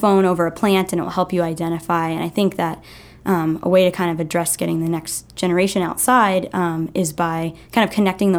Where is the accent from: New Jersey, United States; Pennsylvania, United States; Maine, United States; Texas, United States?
Maine, United States; I grew up here in Maine, and I'm very proud of that, as most Mainers are